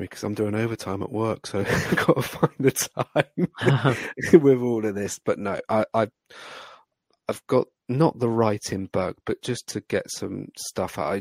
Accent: United Kingdom; I am British

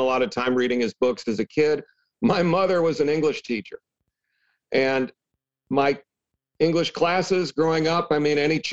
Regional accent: Champaign, Illinois, United States; also born or lived in Michigan / Los Angeles; now in Nashville, United States; where I grew up in Champaign, Illinois

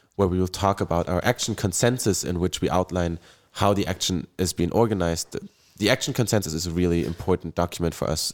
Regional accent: Bonn, North Rhine-Westphalia, Germany; I come from Bonn, Germany, uh, in Western Germany

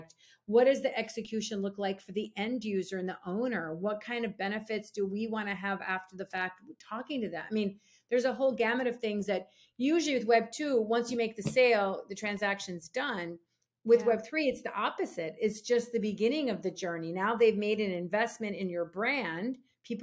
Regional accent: Minneapolis, Minnesota, United States; born or raised there

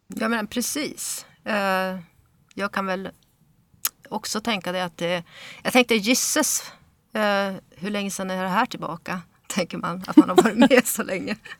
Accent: Örnsköldsvik, Västernorrland County, Sweden; now in Stockholm, Sweden; jag är ju bosatt i Stockholm men uppvuxen i eh, Norrland. Eh, och eh, eh, kom till Sverige när jag var fyra år

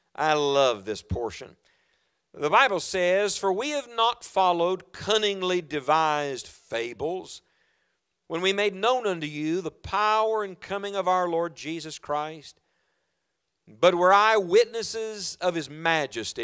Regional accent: West Virginia, United States; moved away; also born or lived in Knoxville, Tennessee; I am from West Virginia

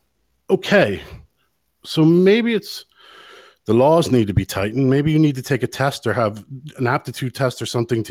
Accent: United States; now in Ireland; I'm an American here in Ireland

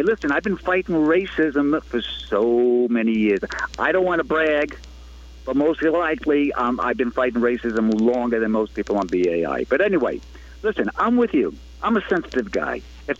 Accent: United States; I'm American, but my grandparents came from Italy.

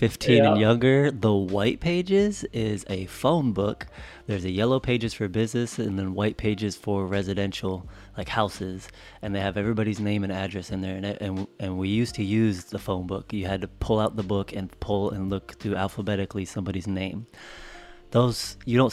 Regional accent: Denver, Colorado, United States; I grew up in Denver

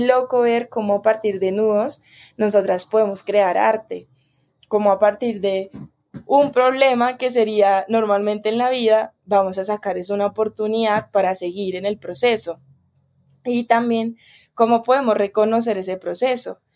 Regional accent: Bogotá, Colombia; moved away; yo como soy de Bogotá

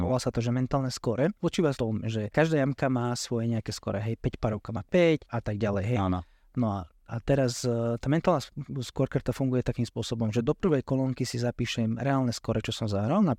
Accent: New York, United States; born there; Narodil som sa v New Yorku a veľa žijem v New Yorku som bol.

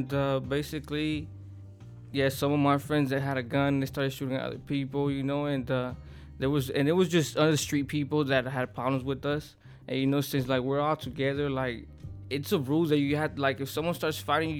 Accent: Los Angeles, California, United States; I grew up in the Pacoma Projects

